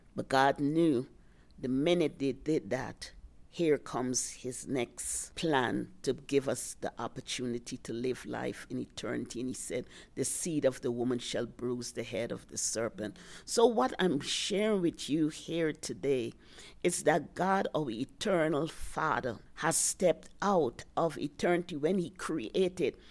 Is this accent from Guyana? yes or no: yes; Guyana; also born or lived in New York, United States / Virginia, United States; now in Colorado, United States; I'm originally from British Guiana, South America